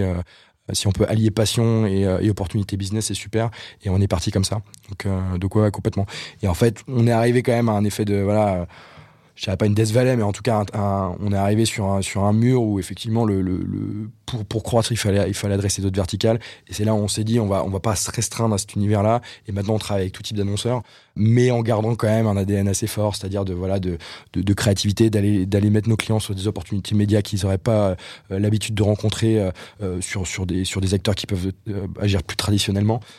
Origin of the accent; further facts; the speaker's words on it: Brittany, France; moved away as an adult; also born or lived in Nantes / Reims / Paris; je viens de, je viens de Bretagne